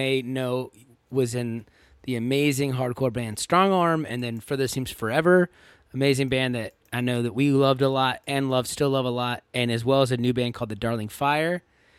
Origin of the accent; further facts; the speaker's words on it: Fredericksburg, Virginia, United States; I'm from Fredericksburg. I grew up there.